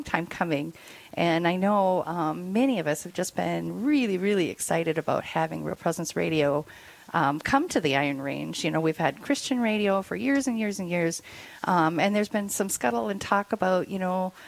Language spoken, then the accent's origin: English; Ely, Minnesota, United States; also born or lived in South Dakota; I am from Ely. My parents were born and raised there. And so I've had a lot of connections, roots in Ely